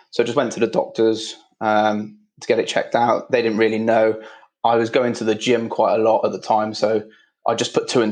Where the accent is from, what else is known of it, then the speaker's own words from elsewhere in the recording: Midlands, United Kingdom; now in London, United Kingdom; I'm living in London, so that doesn't really work, but I was brought up in the Midlands